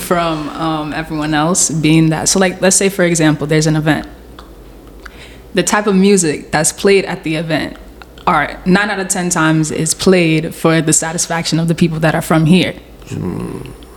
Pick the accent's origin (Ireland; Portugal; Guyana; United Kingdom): Guyana; technically Guyana is not in the Caribbean. I'm South American